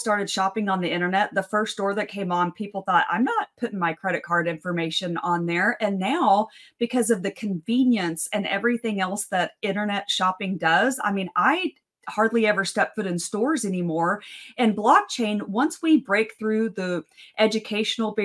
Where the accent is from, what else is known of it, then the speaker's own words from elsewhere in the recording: West Texas, United States; I'm from West Texas. My dad was a petroleum engineer. I grew up in the oil field.